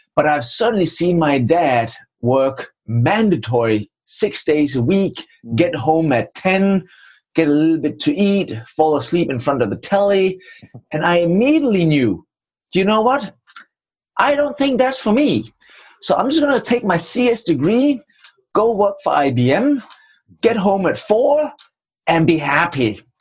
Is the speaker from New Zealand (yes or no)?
no; Denmark; accent: Danish; English is a second language; moved away as an adult; also born or lived in Trinidad and Tobago / England / Budapest; now in United States; the funny accent is from Denmark, and I spent my first 27 years in the cold north of Europe